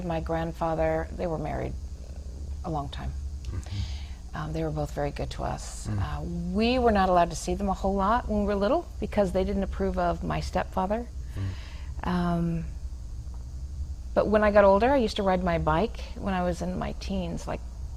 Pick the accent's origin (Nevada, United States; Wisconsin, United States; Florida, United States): Nevada, United States; Reno; also born or lived in Elizabeth, New Jersey; I was born in Elizabeth, New Jersey, grew up in Reno